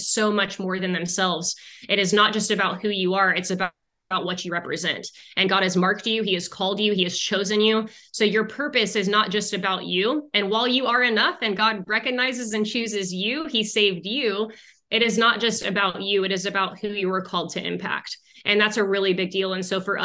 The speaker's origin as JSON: {"language": "English", "region": "Arizona", "country": "United States", "moved": "as an adult", "lives_now": "Houston, United States", "said": "we moved to Texas for, away from Arizona, because we're from Arizona."}